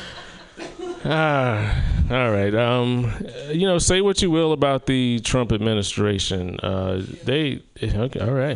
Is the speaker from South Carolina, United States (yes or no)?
yes; South Carolina, United States; moved away; my hometown of South Carolina